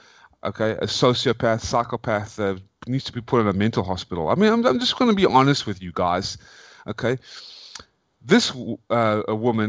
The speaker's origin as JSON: {"language": "English", "town": "Atlanta", "region": "Georgia", "country": "United States", "tie": "born or raised there", "also_born_or_lived": "South Africa", "said": "I'm from Atlanta, Georgia, everybody. That doesn't seem like I have that kind of accent. I was born and raised. I was born in South Africa, and then I moved when I was 15 years old."}